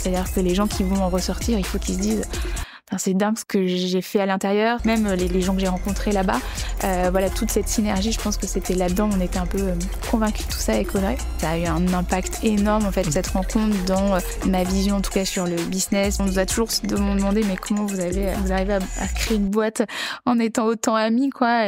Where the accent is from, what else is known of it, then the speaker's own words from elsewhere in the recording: Bordeaux, Nouvelle-Aquitaine, France; j'ai grandi à Bordeaux